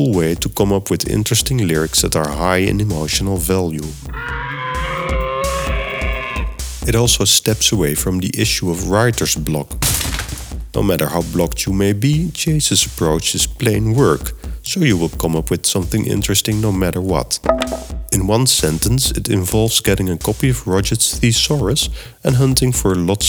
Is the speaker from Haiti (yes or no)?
no; Netherlands; accent: Dutch; first language Dutch; English is a second language; my native language is Dutch. So that explains the funny accent